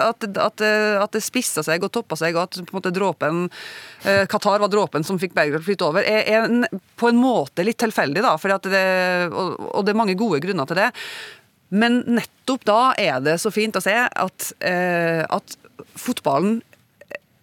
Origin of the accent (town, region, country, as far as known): Northern Norway, Norway